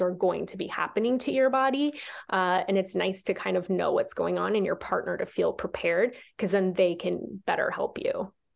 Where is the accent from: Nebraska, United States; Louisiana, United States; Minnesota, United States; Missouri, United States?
Nebraska, United States; I grew up in Nebraska